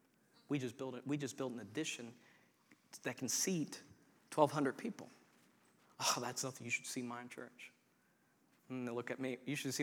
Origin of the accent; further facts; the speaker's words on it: Coshocton, Ohio, United States; I was raised in Coshocton